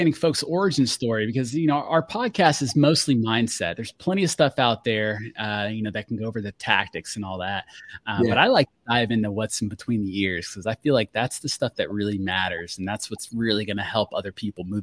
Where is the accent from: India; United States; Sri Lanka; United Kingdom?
United States; Fort Walton Beach, Florida; I'm from Fort Walton